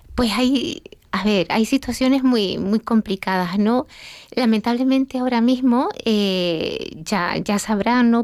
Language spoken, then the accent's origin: Spanish; Gran Canaria, Canary Islands, Spain; Canaria, Canariona, de la isla de Gran Canaria.